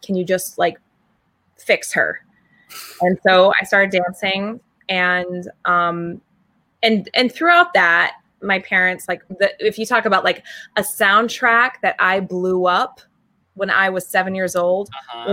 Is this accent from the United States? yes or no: yes; Maine, United States; I'm from Maine.